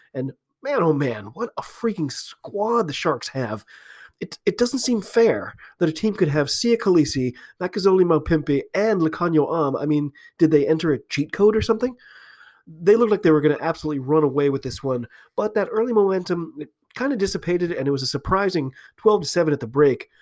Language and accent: English; United States; I'm an American rugby fan